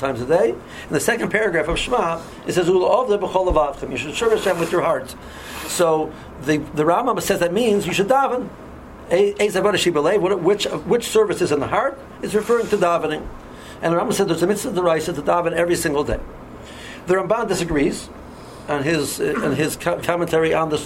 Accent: Cleveland, Ohio, United States; I'm from Cleveland

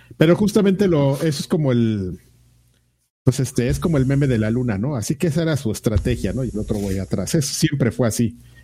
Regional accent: Mexico; soy mexicano

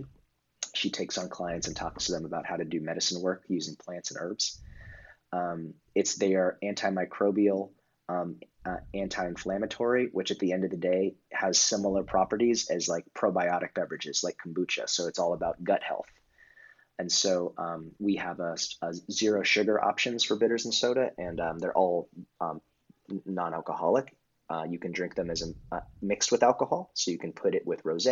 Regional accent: West Coast, United States; moved away as an adult; also born or lived in New York; now in Los Angeles, United States; I grew up on the West Coast

